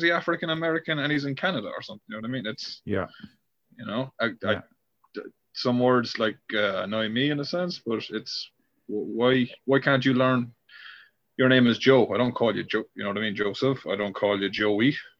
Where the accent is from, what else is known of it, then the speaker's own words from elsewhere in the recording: Ireland; because I'm Irish, I'm into like hurling or something